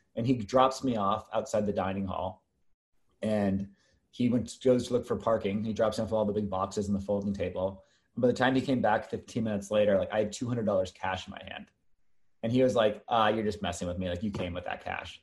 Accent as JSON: {"language": "English", "town": "Los Angeles", "region": "California", "country": "United States", "tie": "born or raised there", "also_born_or_lived": "Park City, Utah / Boston", "moved": "as an adult", "said": "I was born and raised"}